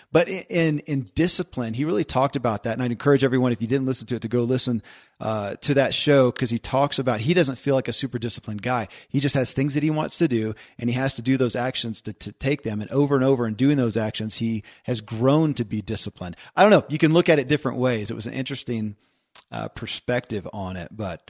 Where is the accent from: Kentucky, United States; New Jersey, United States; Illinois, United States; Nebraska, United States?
Kentucky, United States; born or raised there